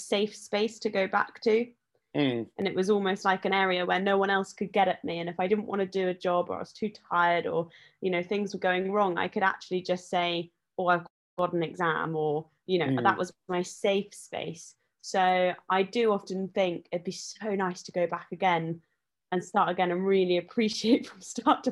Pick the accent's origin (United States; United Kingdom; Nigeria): United Kingdom; Chipperfield, East of England; also born or lived in Chiswick, London; we moved to the country in Hertfordshire when I was five, and I've grown up there.